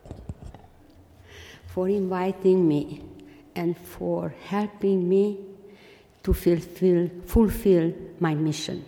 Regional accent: Transylvania, Romania; English is a second language; moved away; I come from Transylvania

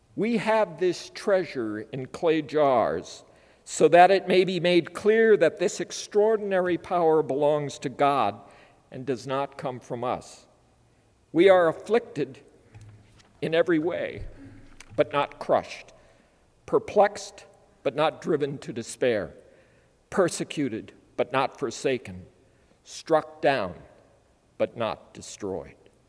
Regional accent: Minnesota, United States; As a child growing up on a farm in Minnesota

